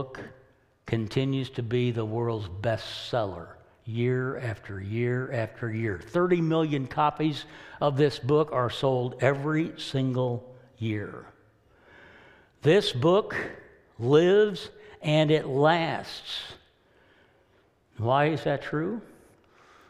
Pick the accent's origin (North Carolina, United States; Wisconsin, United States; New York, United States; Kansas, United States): Kansas, United States; as a young boy growing up in Kansas